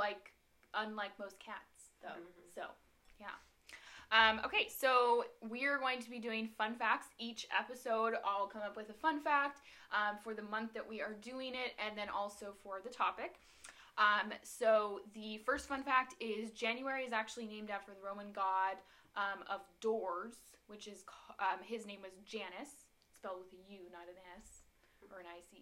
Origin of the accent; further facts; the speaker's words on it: Turlock, California, United States; moved away as an adult; now in Chico, United States; I am from Turlock, California, but moved to Chico a couple years ago